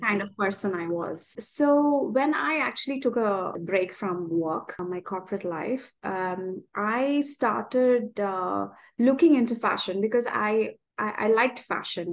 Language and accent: English; Kerala, India; now in Dubai, United Arab Emirates; I'm originally from India. I'm, I'm from Kerala and I live here with uh, in Dubai